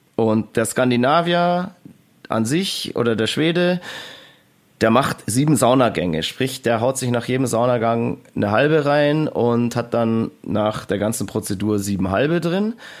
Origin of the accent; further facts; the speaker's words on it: Germany; was wir als Deutsche hier machen